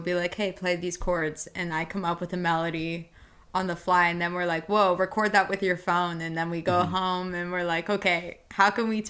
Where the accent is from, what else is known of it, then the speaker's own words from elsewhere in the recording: Miami, Florida, United States; also born or lived in Nashville; now in North Carolina, United States; I'm from Miami.